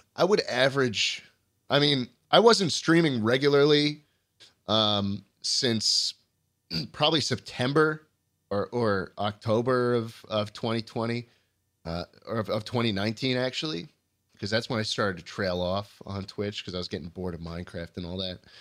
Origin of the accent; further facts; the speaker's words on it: New York City, New York, United States; I grew up driving in New York City